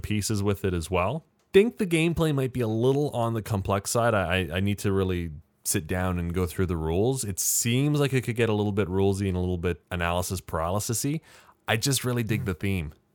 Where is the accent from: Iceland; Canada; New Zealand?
Canada; as a Canadian